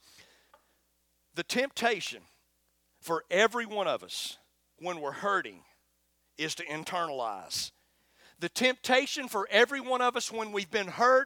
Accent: Florence, Alabama, United States; accent: twangy; I'm from Florence, Alabama, just as twangy as Arab.

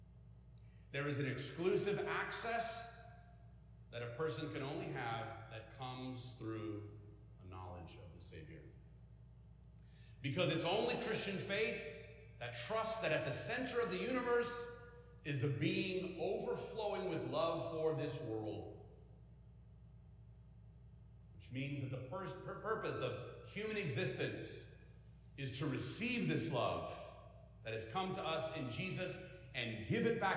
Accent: California, United States; now in Midwest, United States; I'm from California

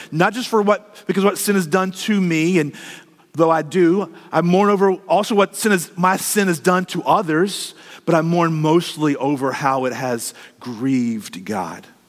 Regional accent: United States; as American Christians

